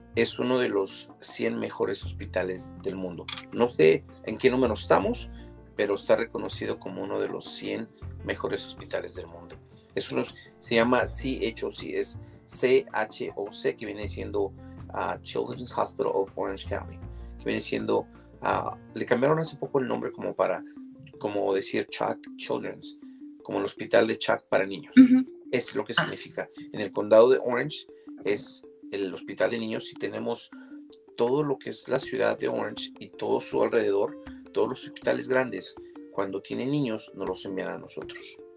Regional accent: Mexico City, Mexico; now in California, United States; Vengo de la Ciudad de México

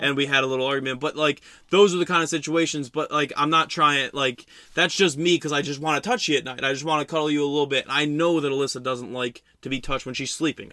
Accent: West Milford, New Jersey, United States; my hometown of West Milford

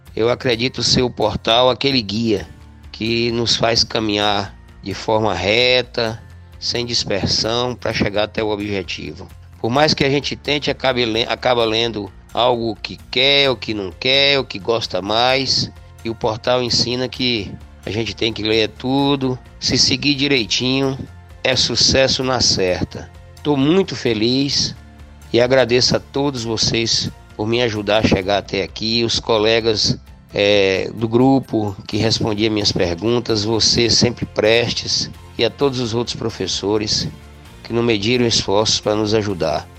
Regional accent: Itapetinga, interior of Bahia, Brazil; also born or lived in Salvador; sou de Tapetinga, interior da Bahia

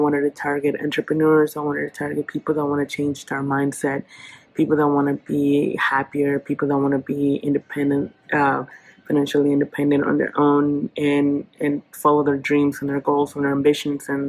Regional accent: Oaxaca, Mexico; now in Oklahoma City, United States; I am originally from Oaxaca, Mexico, and I am a real estate entrepreneur here in Oklahoma City

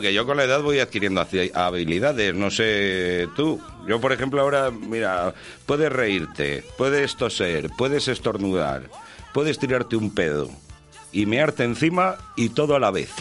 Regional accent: Valladolid, Castile and León, Spain; yo soy de Valladolid.

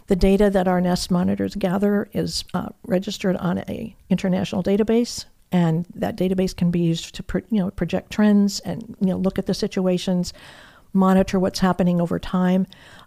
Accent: Michigan, United States; moved away as an adult; also born or lived in New Jersey; now in Sanibel Island, United States; I grew up in Michigan.

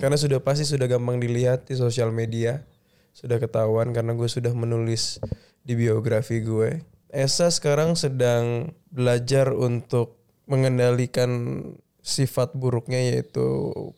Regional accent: Betawi, Jakarta, Indonesia; gue Betawi

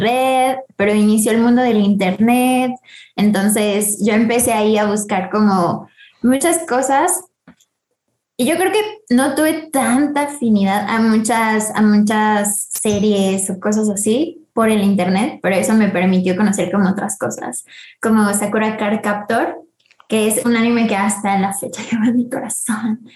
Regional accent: Mexico City, Mexico; nacida el 12 de mayo del 98 en la CMX, así que pues soy chilanga, bueno, de feña.

